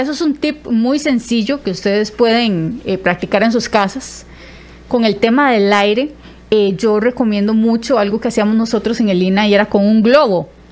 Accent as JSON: {"language": "Spanish", "town": "Zarcero", "region": "Alajuela", "country": "Costa Rica", "accent": "zarcereño", "said": "Yo soy de Zarcero, ¿verdad? Entonces, yo tenía muchísimo acento zarcereño"}